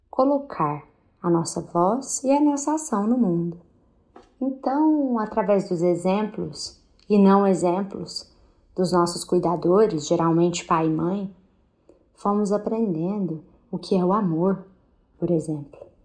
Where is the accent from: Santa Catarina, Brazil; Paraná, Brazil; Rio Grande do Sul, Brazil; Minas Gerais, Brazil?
Minas Gerais, Brazil; lá na minha terra de Minas Gerais